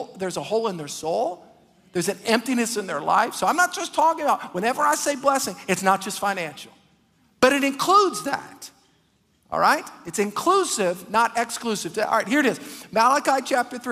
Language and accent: English; Metairie, Louisiana, United States; I'm from Metairie